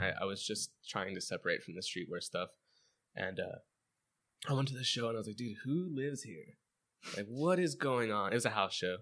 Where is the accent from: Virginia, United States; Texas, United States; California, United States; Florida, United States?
California, United States; Chino; I grew up in Chino, borderline Pomona, borderline, like, Montclair.